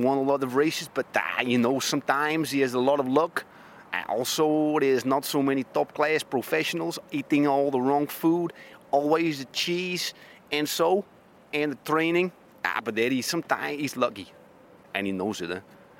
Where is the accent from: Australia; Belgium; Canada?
Belgium; Yeah, I think because I am from Belgium, of course, and he's a Flandrian, it's possible that this is so.